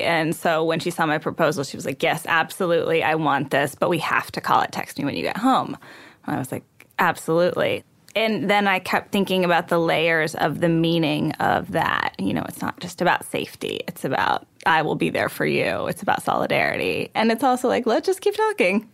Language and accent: English; Texas, United States; I was raised in Texas